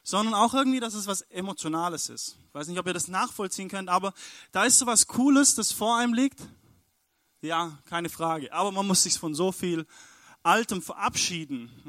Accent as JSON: {"language": "German", "town": "Stuttgart", "region": "Baden-Württemberg", "country": "Germany", "said": "wir kommen aus Stuttgart, genau, da sind wir angereist."}